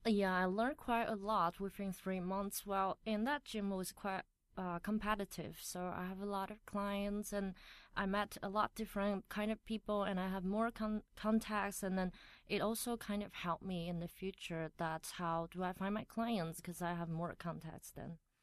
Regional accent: Taiwan; accent: Taiwanese; English is a second language; moved away as an adult; now in Taipei, Taiwan; I grew up in a small town and I came to Taipei to study college

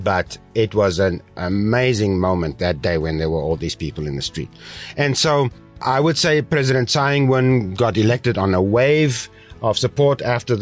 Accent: South Africa; now in Taiwan; I come from South Africa

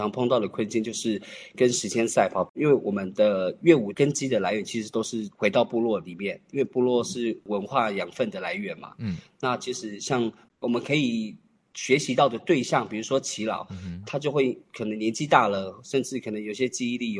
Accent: Tai'an, Miaoli County, Taiwan; 我是来自苗栗泰安的泰雅族，

